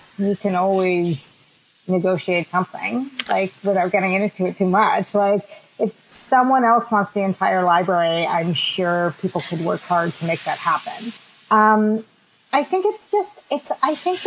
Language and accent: English; Canada; also born or lived in Boston; I'm Canadian